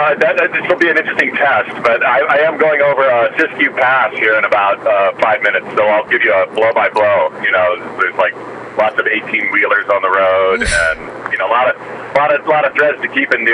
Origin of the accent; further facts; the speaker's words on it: Vancouver, British Columbia, Canada; now in United States; That's my hometown, is Vancouver.